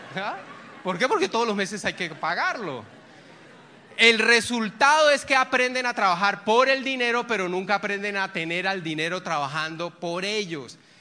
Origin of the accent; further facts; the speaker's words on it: Barrancabermeja, Santander, Colombia; moved away; Yo soy de Barranca Bermeja, donde está Ecopetrol y yo tengo vínculos allá